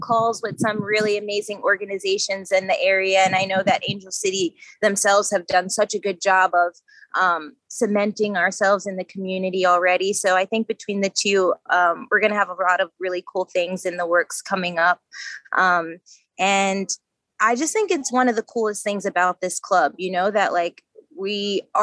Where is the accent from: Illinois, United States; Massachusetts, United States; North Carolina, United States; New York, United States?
New York, United States; Long Island; growing up on Long Island